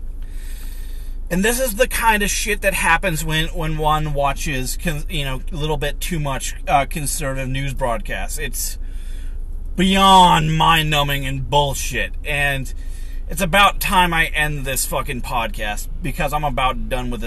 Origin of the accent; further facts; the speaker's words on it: United States; I'm an American.